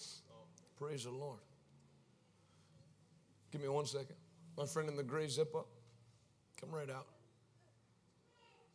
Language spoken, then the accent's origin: English; Pittsburgh, Pennsylvania, United States; I'm from Pittsburgh